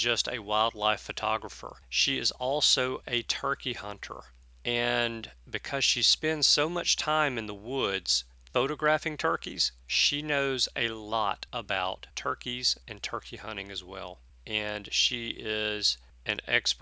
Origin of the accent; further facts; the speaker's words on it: the South, United States; me being born and raised in the South